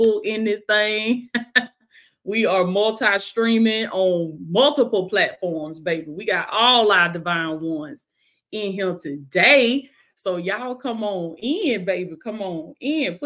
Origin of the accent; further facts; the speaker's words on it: Blakely, Georgia, United States; Represent my hometown, baby. In Blakely, Georgia